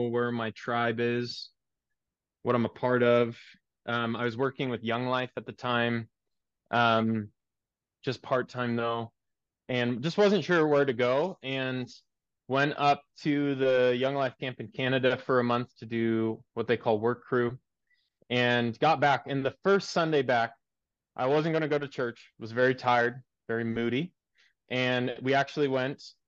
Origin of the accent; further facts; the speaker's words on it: Seattle, Washington, United States; moved away as an adult; also born or lived in Germany; my church I grew up in Seattle